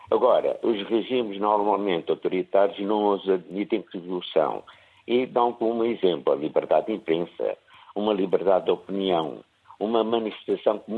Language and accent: Portuguese; Angola; now in Porto, Portugal; como angolano